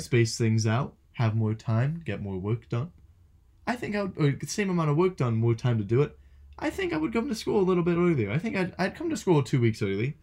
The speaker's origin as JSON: {"language": "English", "town": "Philadelphia", "region": "Pennsylvania", "country": "United States", "said": "I'm from Philadelphia"}